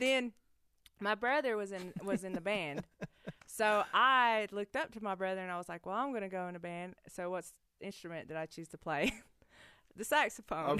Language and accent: English; Cherokee, North Carolina, United States; I was the kid that was running around on the loop in Big Cove barefoot